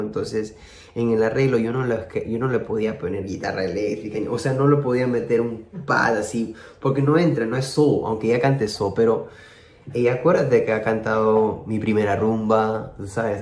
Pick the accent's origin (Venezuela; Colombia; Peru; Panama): Peru; yo como peruano